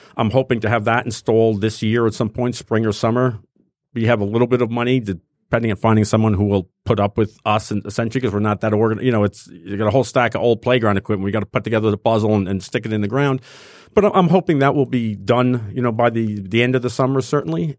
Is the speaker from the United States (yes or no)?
yes; New Jersey, United States; now in Detroit, United States; I grew up in North Jersey